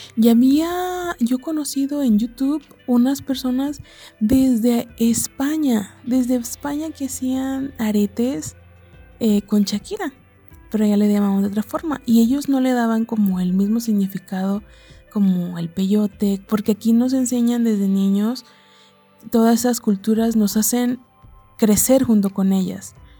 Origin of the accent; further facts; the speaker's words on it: Nayarit, Mexico; yo soy mexicana, nací en el estado de Nayarit